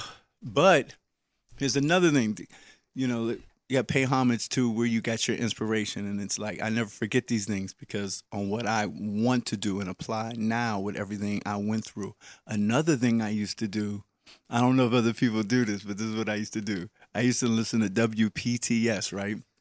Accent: Wilkinsburg, Pennsylvania, United States; I was from Wilkinsburg

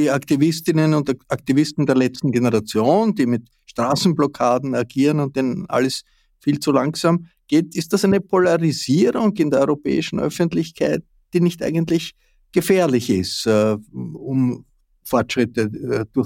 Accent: Austria

